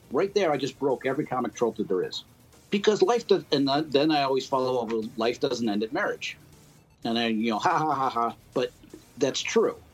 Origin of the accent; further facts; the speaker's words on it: Cleveland, Ohio, United States; also born or lived in Yellow Springs, Ohio; now in Dayton, United States; I'm from Cleveland, uh, originally from Cleveland. I've been in Dayton, well, Dayton and Yellow Springs area for 15 years now